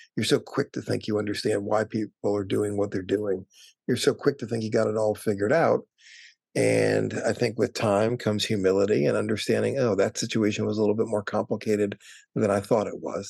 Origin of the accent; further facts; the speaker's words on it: Wisconsin, United States; moved away as an adult; also born or lived in California; now in Washington, D.C., United States; I grew up in Wisconsin